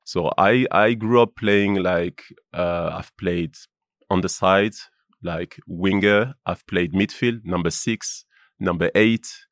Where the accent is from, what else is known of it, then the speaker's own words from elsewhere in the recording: Lyon, Auvergne-Rhône-Alpes, France; English is a second language; moved away as an adult; I grew up in Lyon.